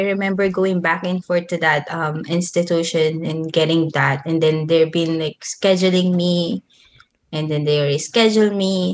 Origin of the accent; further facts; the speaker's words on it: Manila, Metro Manila, Philippines; moved away as an adult; also born or lived in Nueva Ecija; I grew up in Manila, but I was born in Nueva Ecija.